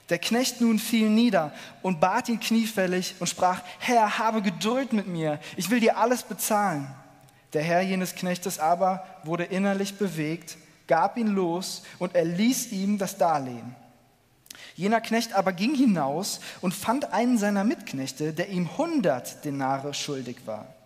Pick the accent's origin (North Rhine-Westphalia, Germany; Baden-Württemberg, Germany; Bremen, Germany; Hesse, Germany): North Rhine-Westphalia, Germany; Cologne; Ich komme aus Köln und ich bin ganz begeistert